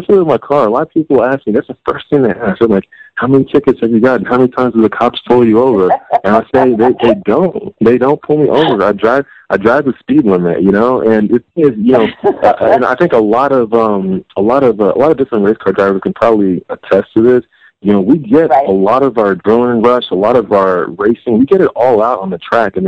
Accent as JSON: {"language": "English", "region": "Texas", "country": "United States", "moved": "yes", "lives_now": "California, United States", "said": "I am from Texas"}